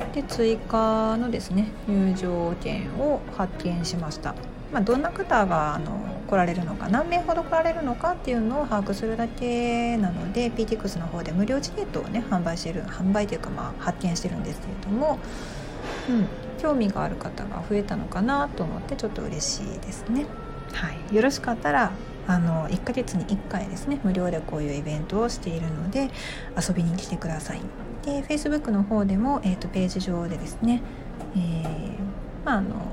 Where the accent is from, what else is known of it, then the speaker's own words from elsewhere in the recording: Osaka, Japan; 私も大阪生まれ大阪育ちなんで